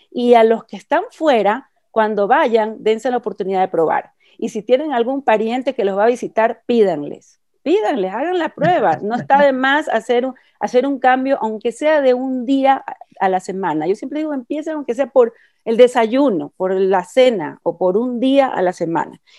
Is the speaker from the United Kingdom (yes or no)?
yes; England, United Kingdom; Spanish is a second language; now in Ecuador; quiero decir que mi, producto favorito es el verde verde, porque en mi país, en Inglaterra